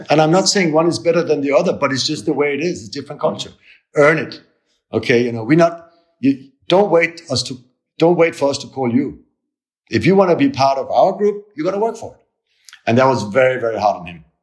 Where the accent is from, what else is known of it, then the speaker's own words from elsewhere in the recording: Italy; now in Germany; we came from Italy to Germany. And when we, when we moved from Italy, Italy in the, in the morning, you know, everybody hugs each other, kiss each other